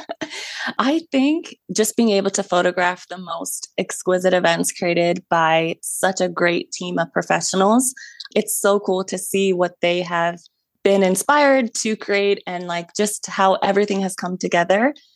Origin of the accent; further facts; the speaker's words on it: Ohio, United States; I was born and raised in Ohio